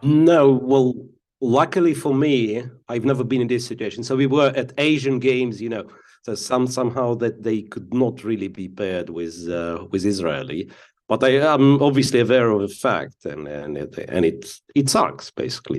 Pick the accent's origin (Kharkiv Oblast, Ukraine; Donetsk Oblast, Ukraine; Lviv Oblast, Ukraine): Donetsk Oblast, Ukraine; Donetsk; moved away as an adult; I come from Donetsk, Ukrainian city of Donetsk, to be, well, specifically clear, And I left, uh, from, uh, back then, like, fully functional Donetsk Airport and never, in two thousand fourteen, and never been back since.